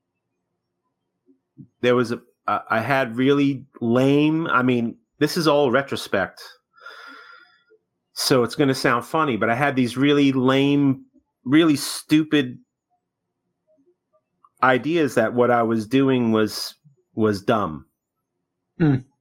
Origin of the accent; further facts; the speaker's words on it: New York City, New York, United States; I was born in Brooklyn